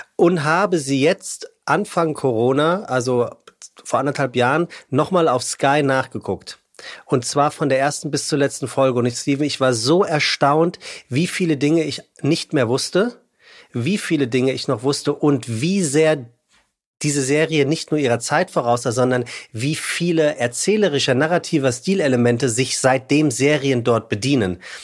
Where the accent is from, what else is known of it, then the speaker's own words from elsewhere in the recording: Frankfurt, Hesse, Germany; now in Hamburg, Germany; Das sage ich als Hamburger, ja Frankfurter eigentlich